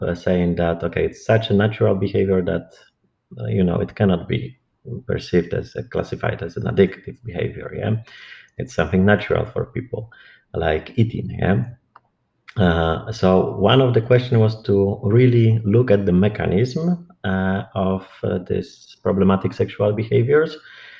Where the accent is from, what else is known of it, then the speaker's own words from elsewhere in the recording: Warsaw, Masovian Voivodeship, Poland; English is a second language; moved away as an adult; I'm originally from Poland, Warsaw, and I graduated from clinical psychology there